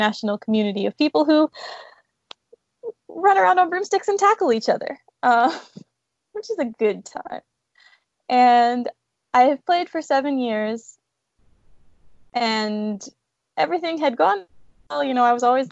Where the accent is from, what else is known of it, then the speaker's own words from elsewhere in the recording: Houston, Texas, United States; also born or lived in New York; I grew up in Houston